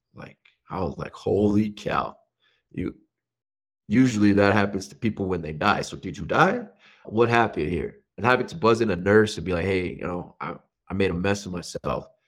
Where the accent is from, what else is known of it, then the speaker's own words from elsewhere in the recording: New Mexico, United States; I grew up middle America, is what they would call it. I'm from New Mexico